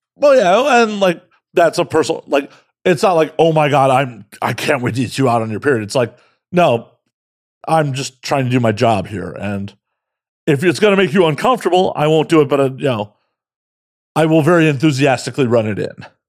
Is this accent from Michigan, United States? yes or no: no; Chicago, Illinois, United States; I'm from Chicago